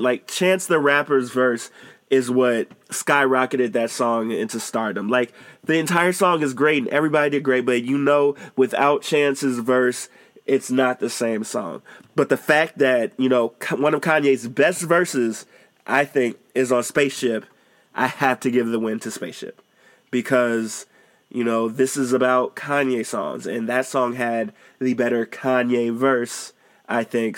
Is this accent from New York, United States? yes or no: no; Chicago, Illinois, United States; I'm from Chicago